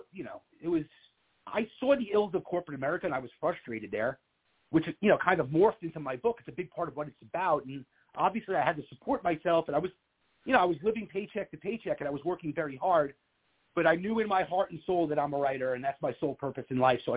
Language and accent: English; Long Island, New York, United States; moved away as an adult; also born or lived in Manhattan, New York; now in Florida, United States; growing up in Long Island and living in Manhattan for 10 years